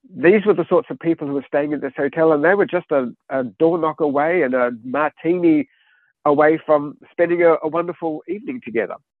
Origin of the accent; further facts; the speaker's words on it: Australia; moved away; I grew up in Australia. Uh, my childhood was the 1970s.